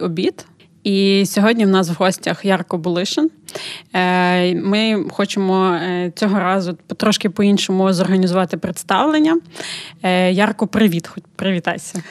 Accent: Ukraine; Ми з України

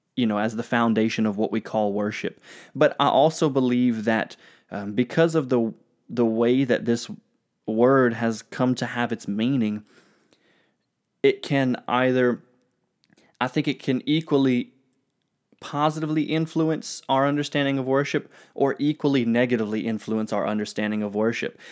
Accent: United States; I'm American

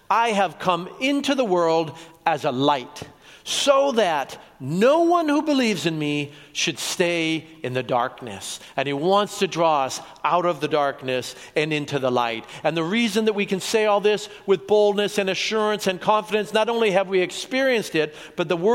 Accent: Colombia; now in Oregon, United States; I was born in Colombia.

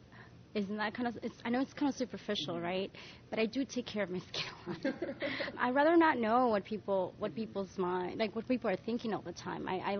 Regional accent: New York, United States; As a New Yorker, you learn fast you have to have flats with you at all times in your bag.

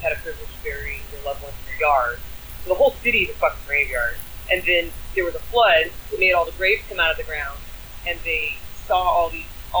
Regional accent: Jacksonville, Florida, United States; moved away as an adult; also born or lived in St. Augustine, Florida; now in Portland, United States; I'm from Jacksonville, but I had a tattoo shop in St. Augustine, Florida

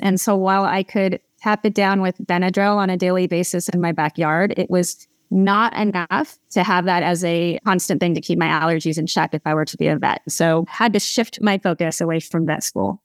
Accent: Malibu, California, United States; also born or lived in Los Angeles; I am from Southern California, so I grew up in Malibu

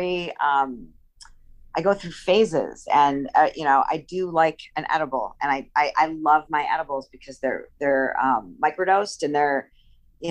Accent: Illinois, United States; I'm a Midwest girl

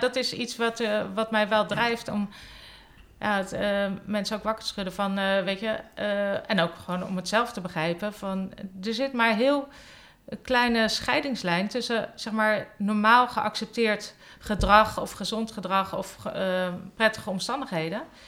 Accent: Hendrik-Ido-Ambacht, South Holland, Netherlands; moved away as an adult; also born or lived in Velp; na drie maanden zijn mijn ouders verhuisd naar Hendrik de Ambacht. Dat is een forense stadje, zeg maar. Een dorpje onder mhm. Rotterdam. En daar heb ik tot mijn negentiende eh, gewoond

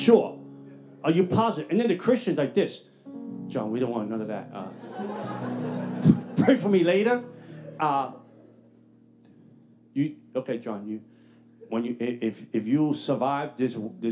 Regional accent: New York City, New York, United States; I'm from the Bronx.

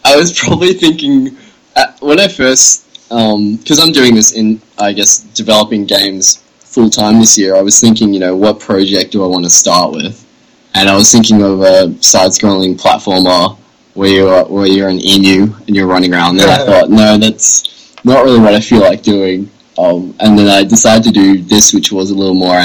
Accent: Melbourne, Victoria, Australia; I'm 21 and I'm from Melbourne, Australia.

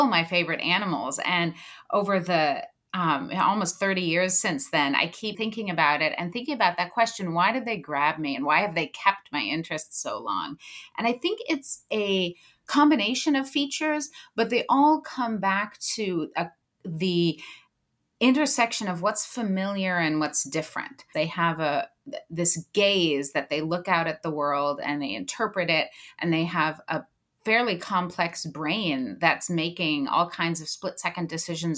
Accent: Southern California, United States; I grew up in Southern California, going to the beaches and to Catalina Island

